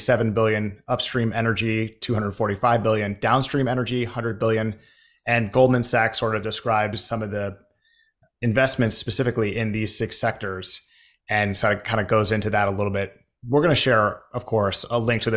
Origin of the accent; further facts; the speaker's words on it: United States; we are both Americans.